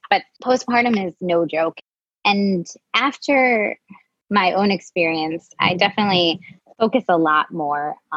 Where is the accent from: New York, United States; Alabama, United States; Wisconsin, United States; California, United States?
Wisconsin, United States; now in Brooklyn, United States; I grew up in Wisconsin